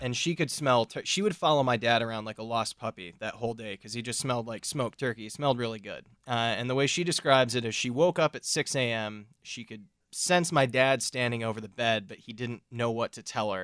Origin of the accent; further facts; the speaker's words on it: Milwaukee, Wisconsin, United States; I'm from the Milwaukee area